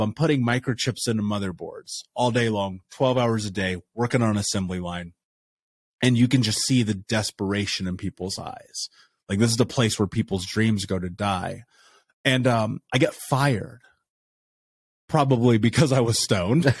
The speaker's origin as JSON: {"language": "English", "region": "Indiana", "country": "United States", "tie": "born or raised there", "said": "I grew up in Indiana."}